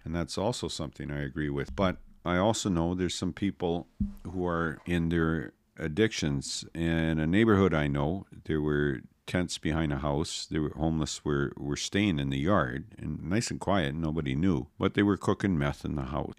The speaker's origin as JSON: {"language": "English", "country": "Canada"}